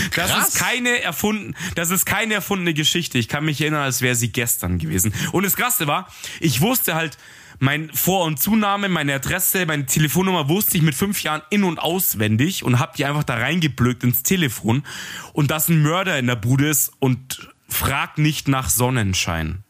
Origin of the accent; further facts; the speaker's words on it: Munich, Bavaria, Germany; ich komme halt mitten aus, aus dem Ghetto in München